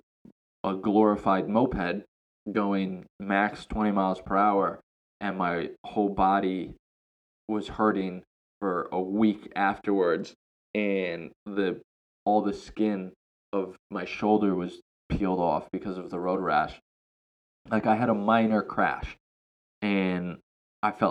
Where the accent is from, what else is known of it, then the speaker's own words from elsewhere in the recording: United States; moved away as an adult; now in Thailand; me as an American